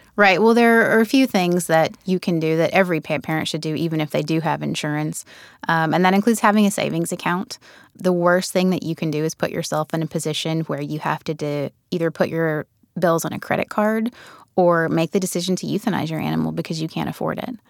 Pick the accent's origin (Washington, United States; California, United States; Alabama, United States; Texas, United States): Alabama, United States; rural Alabama near Birmingham, United States; accent: southern; I grew up in rural Alabama near Birmingham, and I come from a family of savers